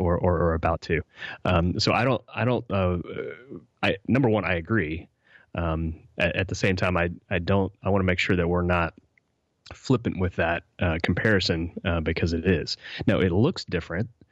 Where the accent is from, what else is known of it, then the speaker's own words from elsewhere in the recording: West Virginia, United States; I grew up in West Virginia